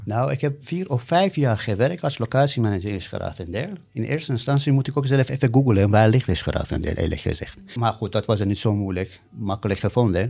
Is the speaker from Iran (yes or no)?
yes; Iran; Dutch is a second language; also born or lived in Amsterdam, Netherlands / Rotterdam, Netherlands / Hellevoetsluis, Netherlands; now in Capelle aan den IJssel, Netherlands; ik ben in Iran geboren. Ik ben zelf ooit gevlucht uit Iran in 1985.